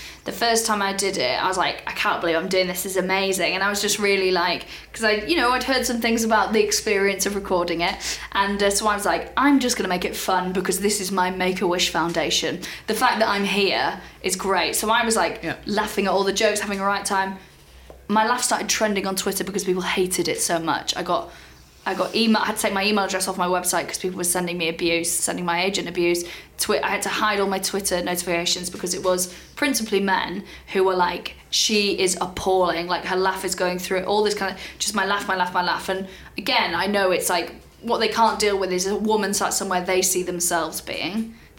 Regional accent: Wales, United Kingdom; I never sounded like the people back home in Wales.

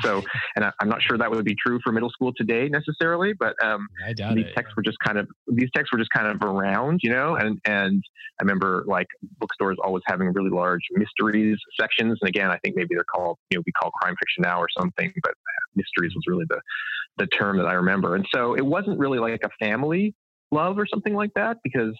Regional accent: Canada; I think maybe it comes from growing up in Canada

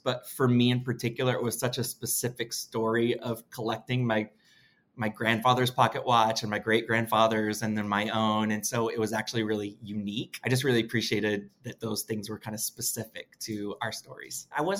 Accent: Washington, District of Columbia, United States; I'm from Washington, D.C.

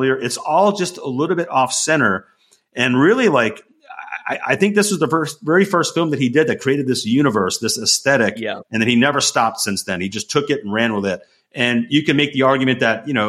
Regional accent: New York, United States; moved away; I'm from New York

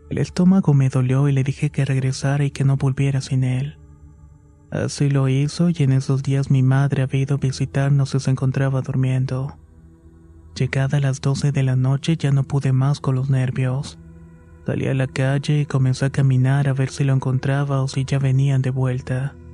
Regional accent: Mexico City, Mexico; moved away as an adult; also born or lived in Oaxaca; Soy originaria de la Ciudad de México, pero por razones de trabajo de quien era mi pareja en el año de 1999, nos fuimos a vivir a la ciudad de Oaxaca.

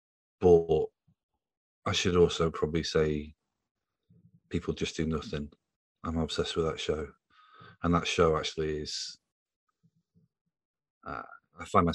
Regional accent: Yorkshire and the Humber, United Kingdom; now in London, United Kingdom; I am a journalist from Yorkshire, based in London

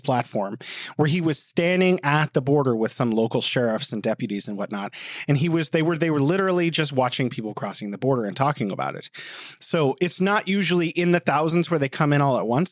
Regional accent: United States; my whole life growing up in the United States

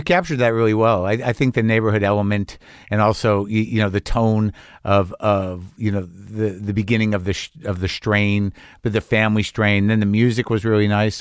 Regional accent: United States; I'm an American

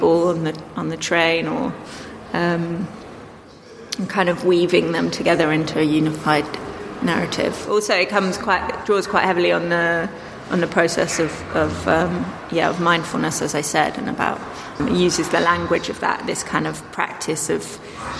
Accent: Dorset, South West England, United Kingdom; moved away; I grew up in Dorset

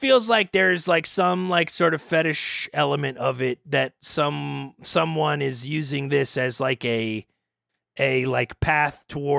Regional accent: Pittsburgh area, Pennsylvania, United States; I'm from the Northeast, Pittsburgh-ish, Pennsylvania area.

